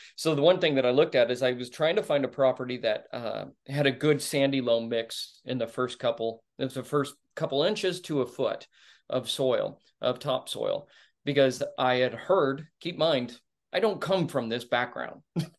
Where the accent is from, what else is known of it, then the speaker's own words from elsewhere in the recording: The Colony, Texas, United States; Oh, man. I grew up in the Colony, Texas. It's suburbia at its finest.